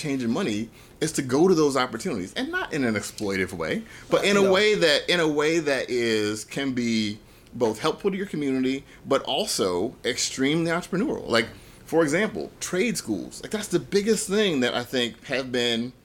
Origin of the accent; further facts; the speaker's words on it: Chicago, Illinois, United States; I grew up in South Side of Chicago